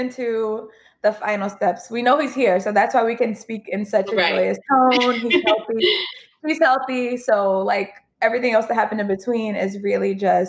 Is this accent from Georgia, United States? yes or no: yes; Gwinnett County, Georgia, United States; we know each other from growing up in Gwinnett County.